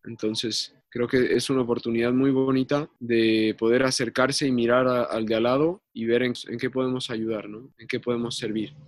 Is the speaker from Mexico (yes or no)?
yes; Mexico City, Mexico; also born or lived in San Luis Potosí; now in Santiago, Chile; yo soy mexicano, soy de, la Ciudad de México y hace bastantes años me mudé a San Luis